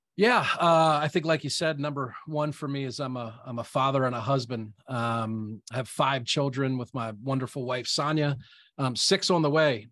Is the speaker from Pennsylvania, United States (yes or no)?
yes; South Central Pennsylvania, United States; I'm a real estate investor, born and raised in South Central Pennsylvania